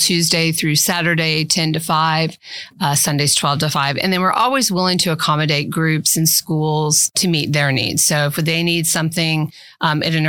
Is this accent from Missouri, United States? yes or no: yes; Central Missouri, United States; now in Manhattan, United States; Originally from Central Missouri